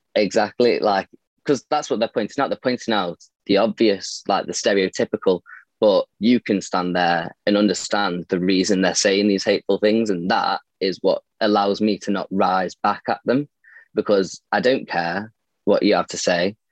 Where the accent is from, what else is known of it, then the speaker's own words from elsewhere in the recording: Stoke-on-Trent, West Midlands, United Kingdom; I'm from Stoke. I'm 22